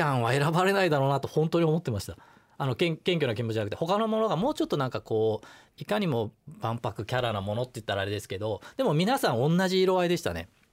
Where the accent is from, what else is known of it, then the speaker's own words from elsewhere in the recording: Kobe, Hyogo, Japan; moved away as an adult; also born or lived in Kumamoto; now in Tokyo, Japan; 小学生ぐらいからあの神戸にいて、ええ、30ぐらいまではあの神戸にいたので震災もがっつり経験したりとか